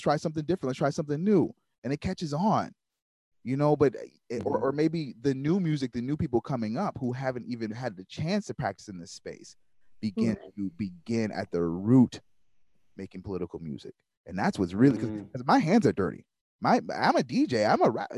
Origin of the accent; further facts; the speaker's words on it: Waukegan, Illinois, United States; also born or lived in Kenosha, Wisconsin; I'm from Waukegan, Illinois